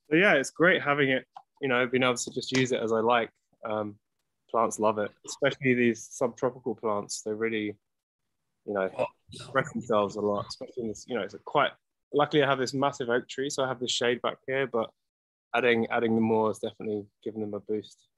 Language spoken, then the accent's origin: English; England, United Kingdom; now in Los Angeles, United States; Uh, obviously, I'm English, but I live in California and in Los Angeles.